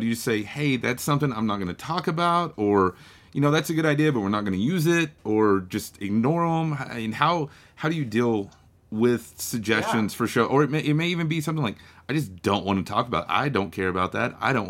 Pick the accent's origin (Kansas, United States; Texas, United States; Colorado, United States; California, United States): Texas, United States; Yeah, we're Texan first and then American.